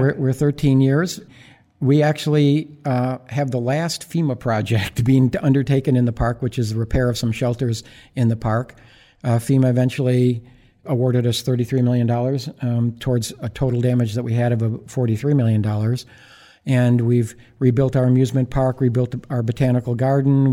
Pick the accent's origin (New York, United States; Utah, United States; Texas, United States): New York, United States; Buffalo; moved away as an adult; also born or lived in Iowa / Baltimore; now in New Orleans, United States; my hometown of Buffalo, New York